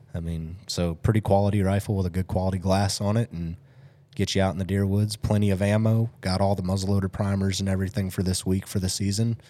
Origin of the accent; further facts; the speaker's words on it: Pennsylvania, United States; now in Tennessee, United States; I grew up in Pennsylvania